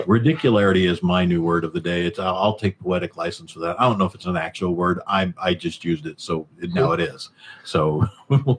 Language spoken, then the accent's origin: English; Missouri, United States; I grew up in Missouri